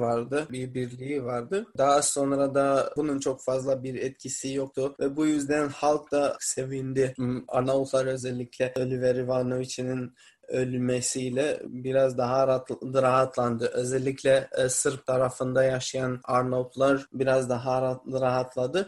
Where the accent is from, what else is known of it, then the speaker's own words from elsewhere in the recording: Mitrovica, Kosovo; Kosovalıyım. Yani Mitrovica şehrinden geliyorum